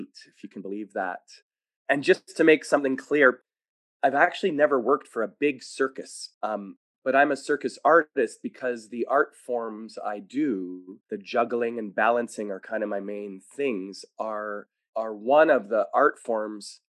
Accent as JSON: {"language": "English", "town": "Winnipeg", "region": "Manitoba", "country": "Canada", "tie": "born or raised there", "also_born_or_lived": "Montreal", "said": "We were from Montreal, but I grew up in Winnipeg for many years"}